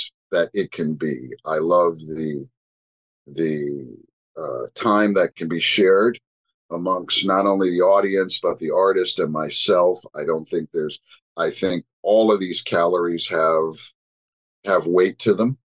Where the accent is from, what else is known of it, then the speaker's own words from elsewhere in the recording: Montreal, Quebec, Canada; I'm from Montreal